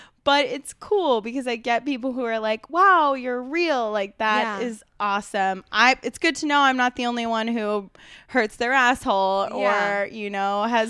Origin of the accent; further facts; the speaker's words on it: West Chester, Pennsylvania, United States; I actually I grew up around outside of Philadelphia, Westchester, Pennsylvania, super Republican